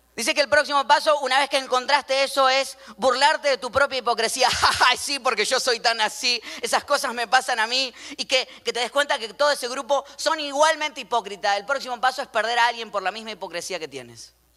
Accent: Argentina; como yo, argentino

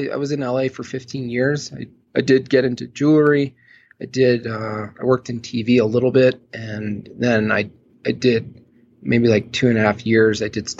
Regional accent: Hunter, New York, United States; also born or lived in California / Los Angeles; now in Colorado, United States; I was born and raised upstate New York in the Catskill Mountains, about an hour below Albany, in a little ski resort town called Hunter. Town of about 2,000 people, one stoplight kind of deal.

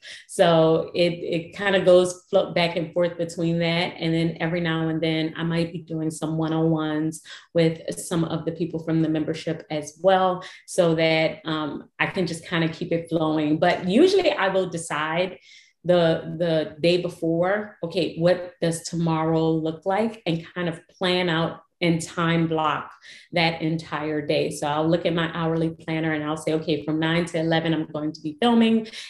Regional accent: New Orleans, Louisiana, United States; I was born and raised in New Orleans

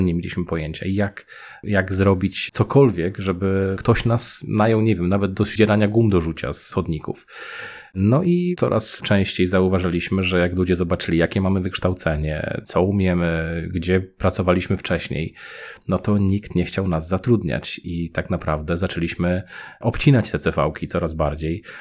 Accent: Poznań, Greater Poland, Poland; moved away as an adult; also born or lived in Norway / Sieraków; now in Keflavík, Iceland; jestem z Poznania

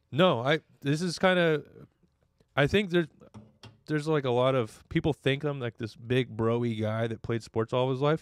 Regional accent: Redding, California, United States; moved away as an adult; now in Orange County, United States; I grew up in Redding, California

